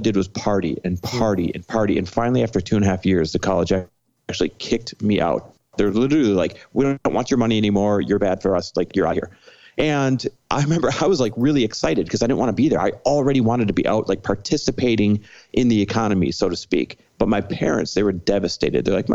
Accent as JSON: {"language": "English", "region": "Midwest", "country": "United States", "tie": "born or raised there", "moved": "yes", "lives_now": "Los Angeles, United States", "said": "I am Midwest born and raised"}